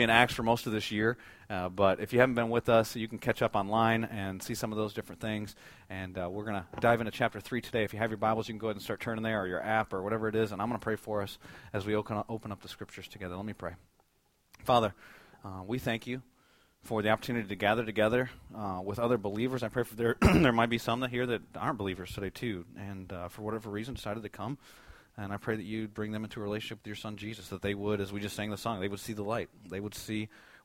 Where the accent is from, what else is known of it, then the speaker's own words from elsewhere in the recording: United States; as American believers